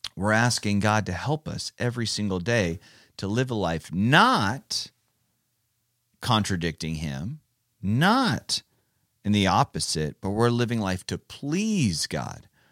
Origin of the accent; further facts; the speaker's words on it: California, United States; moved away; I'm from California